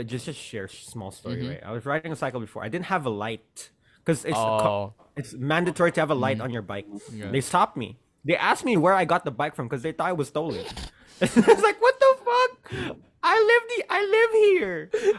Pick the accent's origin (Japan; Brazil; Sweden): Japan; Growing up in Japan, there's no way no one has gone to the convenience store